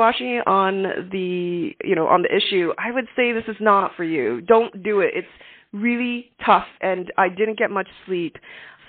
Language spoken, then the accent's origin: English; Canada; as a Canadian